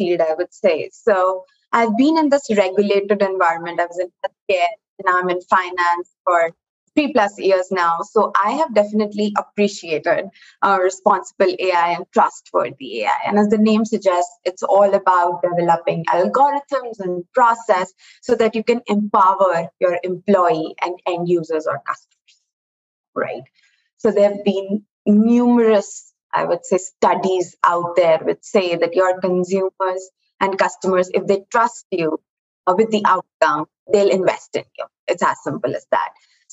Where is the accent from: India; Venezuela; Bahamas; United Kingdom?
India; New Delhi, Delhi; moved away as an adult; now in United States; I'm originally from India, the capital city